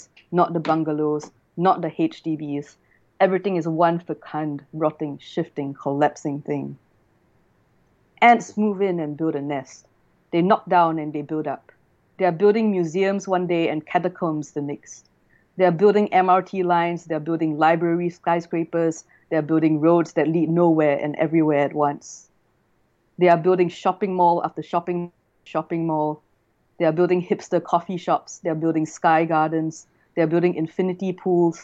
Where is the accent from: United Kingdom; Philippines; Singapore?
Singapore; moved away as an adult; also born or lived in China; now in Australia; Singapore, which is my hometown.